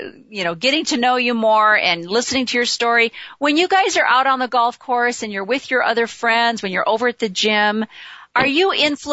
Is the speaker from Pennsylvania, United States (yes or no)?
no; near Chicago, Illinois, United States; I grew up near Chicago